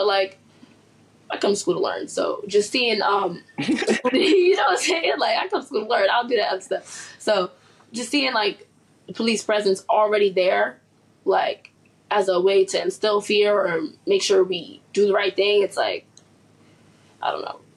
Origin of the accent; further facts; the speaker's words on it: New York City, New York, United States; I'm a New York native, born and raised in Harlem